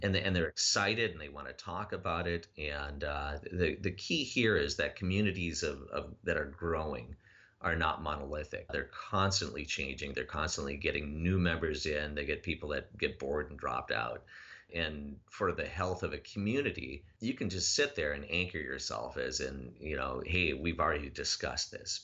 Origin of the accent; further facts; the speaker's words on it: Minnesota, United States; I'm from Minnesota